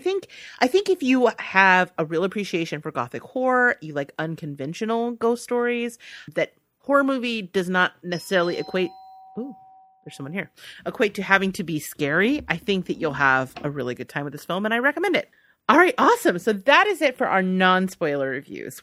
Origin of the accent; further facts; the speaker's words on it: United States; as an American